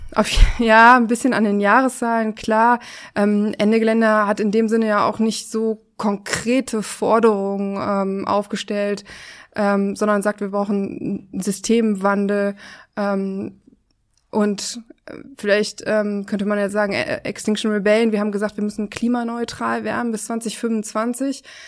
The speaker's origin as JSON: {"language": "German", "town": "Oberhausen", "region": "North Rhine-Westphalia", "country": "Germany", "moved": "yes", "lives_now": "Berlin, Germany", "said": "Ich komme aus Oberhausen, aus Nordrhein-Westfalen"}